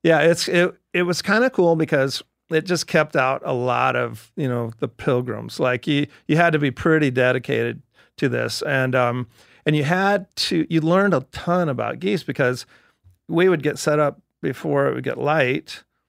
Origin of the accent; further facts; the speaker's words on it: Cottonwood, Idaho, United States; I was born in Cottonwood, Idaho